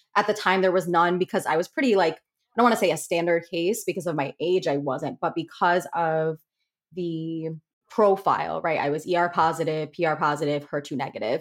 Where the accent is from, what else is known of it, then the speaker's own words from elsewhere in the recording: Connecticut, United States; moved away as an adult; now in Rhode Island, United States; I'm originally from Connecticut, but I'm currently living in Rhode Island.